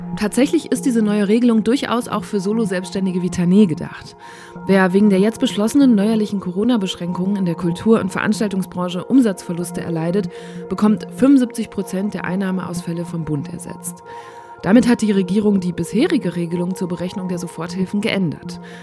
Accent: Borken, North Rhine-Westphalia, Germany; Ich komme aus Borken

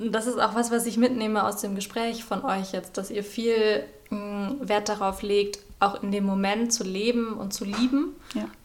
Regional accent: Cologne, North Rhine-Westphalia, Germany; Ich bin ja ähm, Kölnerin.

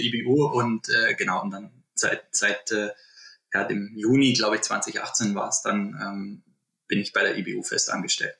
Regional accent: Germany; also born or lived in Oberwiesenthal, Saxony / Berchtesgaden, Bavaria / Munich; Ich äh, bin in Oberwiesenthal und im Berchtesgaden aufgewachsen

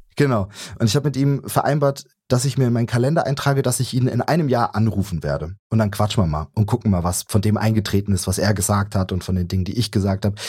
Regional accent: Saxony, Germany; also born or lived in Leipzig

